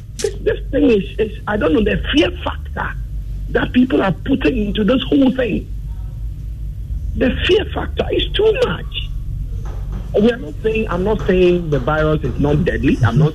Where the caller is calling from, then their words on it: Teshi, Greater Accra, Ghana; I'm calling from Teshi.